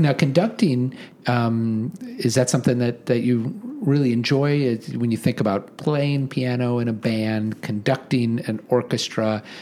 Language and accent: English; Omaha, Nebraska, United States; I grew up in Omaha in the 1970s